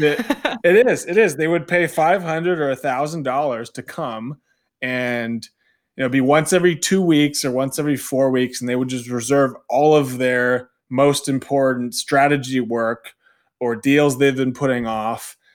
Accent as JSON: {"language": "English", "region": "Southern California", "country": "United States", "moved": "as an adult", "said": "I'm originally from Southern California, so not too far away from Orange County."}